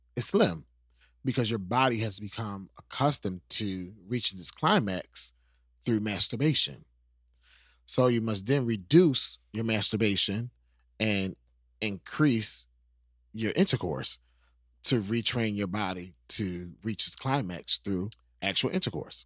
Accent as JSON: {"language": "English", "region": "New York", "country": "United States", "moved": "yes", "said": "I'm from New York."}